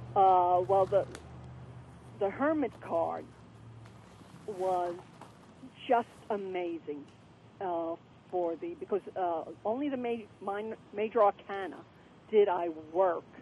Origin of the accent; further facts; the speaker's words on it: New York City, New York, United States; I was brought up in Coney Island